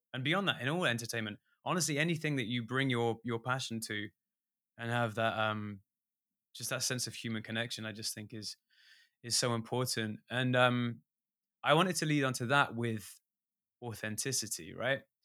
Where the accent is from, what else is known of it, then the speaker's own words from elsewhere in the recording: England, United Kingdom; an english musician